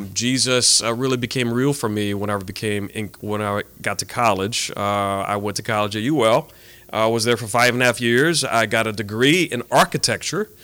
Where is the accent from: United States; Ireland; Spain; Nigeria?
United States; Abbeville, Louisiana; also born or lived in Colorado; now in Lafayette, United States; I am from Abbeville